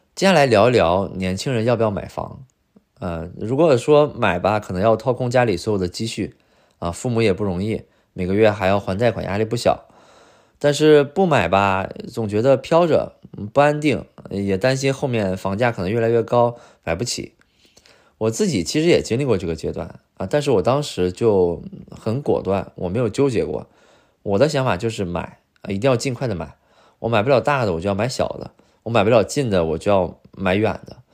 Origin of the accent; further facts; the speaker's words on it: China; now in Beijing, China; 我是来自五线城市